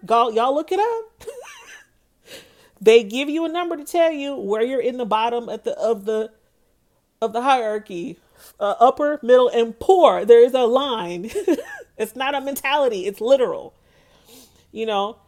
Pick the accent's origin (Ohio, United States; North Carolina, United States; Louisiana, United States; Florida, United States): Florida, United States; Pine Hills; I'm from Pine Hills. I am Pine Hills till I die. I tell people that I am Pine Hills royalty. I love where I grew up